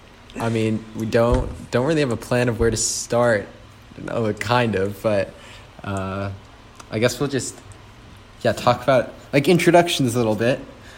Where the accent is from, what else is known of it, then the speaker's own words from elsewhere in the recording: Vail, Colorado, United States; moved away as an adult; now in California, United States; we are all originally from Vail, Colorado, and that's where we all really grew up and became close friends